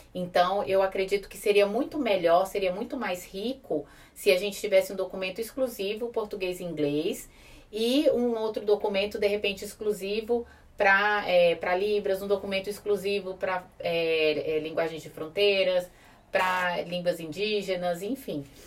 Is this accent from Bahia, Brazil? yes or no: no; Brasília, Federal District, Brazil; nós somos de Brasília